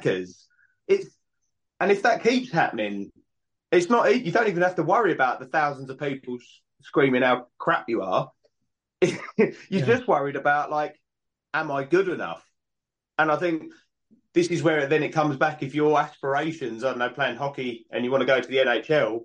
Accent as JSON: {"language": "English", "country": "United Kingdom", "said": "we're British"}